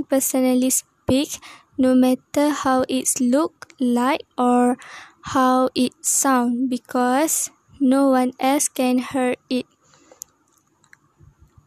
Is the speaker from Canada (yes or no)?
no; Kelantan, Malaysia; I am from Kelantan and I am 20 years old.